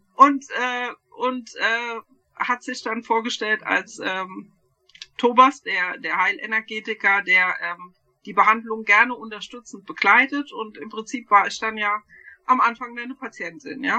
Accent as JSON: {"language": "German", "town": "Bürstadt", "region": "Hesse", "country": "Germany", "said": "aus Sü ja, Südhessen. Ja, also wir wohnen in Bürstadt"}